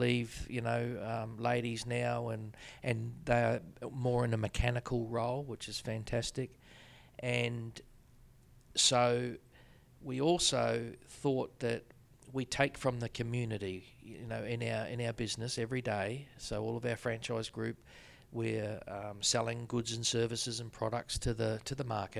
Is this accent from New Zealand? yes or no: yes; New Zealand; Growing up in New Zealand, what there was no other sport.